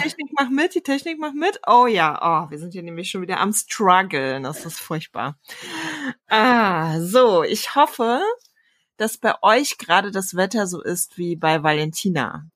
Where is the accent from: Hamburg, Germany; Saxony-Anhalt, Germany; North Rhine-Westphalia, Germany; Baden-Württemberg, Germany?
Saxony-Anhalt, Germany; moved away; also born or lived in Rostock / Berlin; wir kommen ja eigentlich aus Sachsen-Anhalt